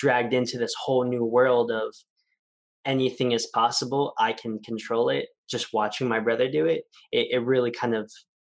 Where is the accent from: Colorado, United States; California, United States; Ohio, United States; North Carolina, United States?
California, United States; Gilroy; I am from Gilroy, California